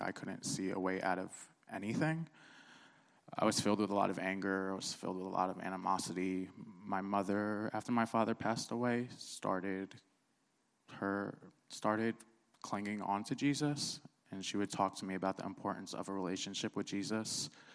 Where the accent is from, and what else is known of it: New Jersey, United States; born or raised there; also born or lived in Cairo, Egypt